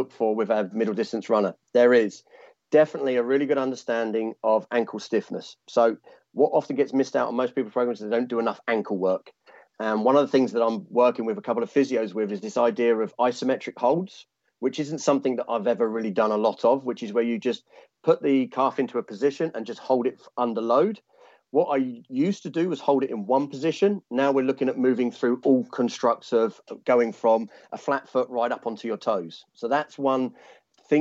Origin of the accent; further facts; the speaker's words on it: Sussex, South East England, United Kingdom; accent: London sound; moved away as an adult; also born or lived in London / St Albans; now in Australia; I've lived in London since I was 18, but I'm originally from Sussex, which is a little small town near Brighton